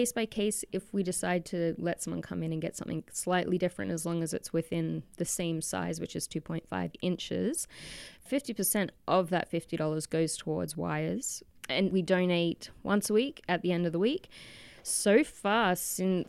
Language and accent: English; Australia; now in Manitoba, Canada; my hometown. I got a lot of family back home